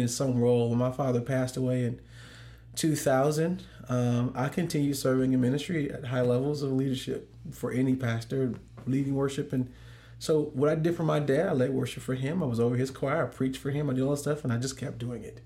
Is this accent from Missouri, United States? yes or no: yes; St. Louis, Missouri, United States; now in Dallas, United States; I'm from Saint Louis